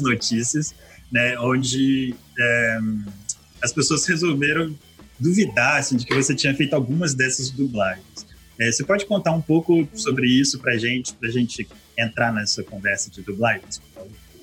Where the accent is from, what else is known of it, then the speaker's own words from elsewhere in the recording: Vitória, Espírito Santo, Brazil; Nós somos de Vitória, né? Do Espírito Santo